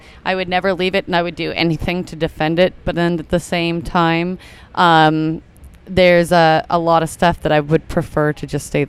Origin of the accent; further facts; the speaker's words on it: Portland, Oregon, United States; moved away as an adult; also born or lived in Lake Oswego, Oregon / Tigard, Oregon; now in Washington, United States; I am originally from Portland, born and raised. I think I've only lived out of this city probably 2 years of my whole almost 31.